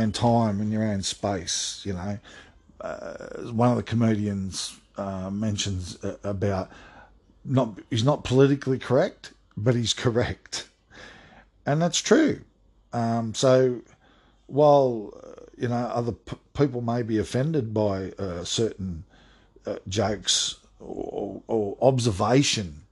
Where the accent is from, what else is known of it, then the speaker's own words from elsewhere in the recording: Sydney, New South Wales, Australia; also born or lived in Toowoomba / Redfern / Newcastle; having grown up in Western Sydney from when I was about 2 till I was 13 and a half